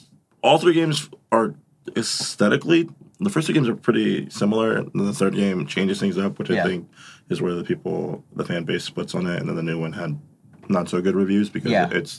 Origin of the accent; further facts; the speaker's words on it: Phoenix, Arizona, United States; We're from Phoenix.